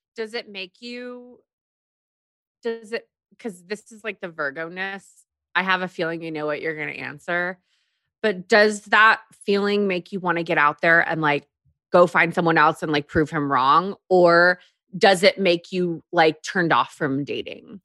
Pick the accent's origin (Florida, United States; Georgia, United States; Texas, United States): Texas, United States; also born or lived in Korea; I grew up in Texas um, after we moved from Korea